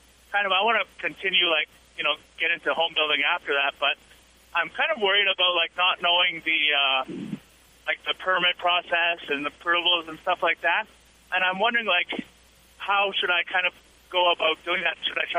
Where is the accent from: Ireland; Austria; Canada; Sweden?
Canada; moved away as an adult; now in Houston, United States; I'm originally from Canada, but I've been down here for about 5 years, and I come from a family of home builders